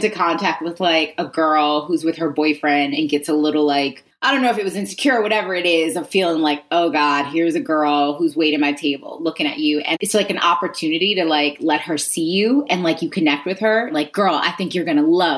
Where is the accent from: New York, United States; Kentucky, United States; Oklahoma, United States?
New York, United States; Long Island; moved away as an adult; also born or lived in Queens, New York; now in Los Angeles, United States; I was born in Queens, raised in Long Island